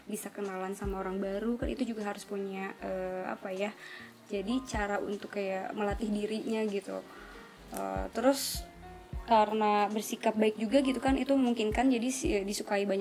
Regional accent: Purwakarta, West Java, Indonesia; moved away as an adult; now in Bandung, Indonesia; Ya, jadi uh … ini berasal dari kat, uh, dari kota Purwakarta yang merantau ke Bandung dengan alasan karena mau melanjutkan uh, perguruan tinggi.

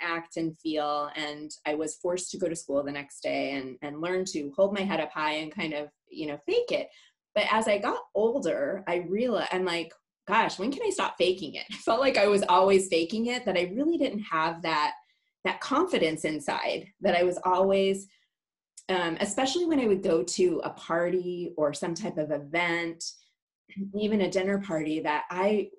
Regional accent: Clarkdale, Arizona, United States; also born or lived in Milan, Illinois; I was born in Milan, Illinois, or I like to say Milan. And my parents really hated shoveling snow every day. So their dream was to move to Arizona, and we used to come here on vacation. So when I was 9, we moved to Clarkdale, Arizona

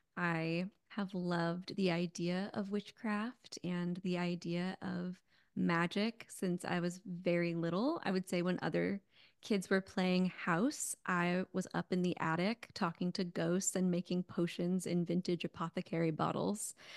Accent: Connecticut, suburbs of New York, United States; moved away as an adult; also born or lived in California; now in Phoenix, United States; I'm actually from New York. I was born in New York City, grew up in a little bit of the suburbs of New York, and then in Connecticut

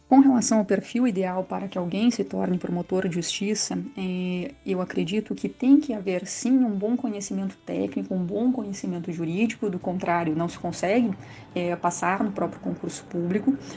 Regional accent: Rio Grande do Sul, Brazil; moved away as an adult; now in Minas Gerais, Brazil; não estranhe meu sotaque, eu sou gaúcha e estou há algum tempinho aí eh, conhecendo as Minas Gerais

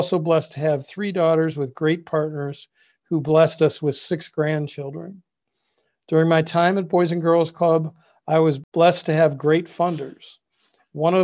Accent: Cleveland, Ohio, United States; also born or lived in Lakewood, Ohio / Westlake, Ohio; I was born and raised in Cleveland, Ohio

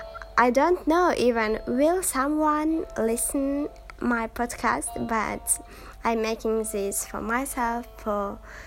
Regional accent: Kazakhstan; first language Kazakh; English is a second language; I can speak 5 languages. My native language is Kazakh, and as anyone who live in Kazakhstan, I can speak Russian fluently. So Russian is next, second, and Turkish.

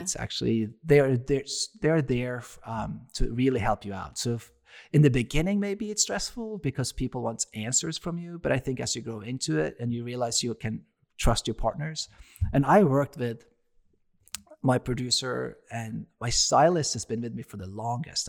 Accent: Norway; moved away as an adult; now in United States; I'm from Norway

